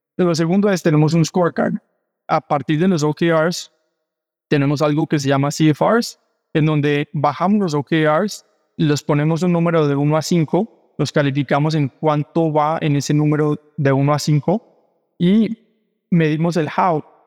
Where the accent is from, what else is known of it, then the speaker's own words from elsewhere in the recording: Cali, Valle del Cauca, Colombia; moved away as an adult; also born or lived in Brazil; now in Mexico; Soy colombiana, caleño, vivo en México hace ocho años